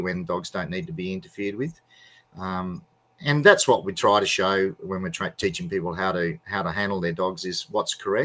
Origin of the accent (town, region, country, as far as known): Australia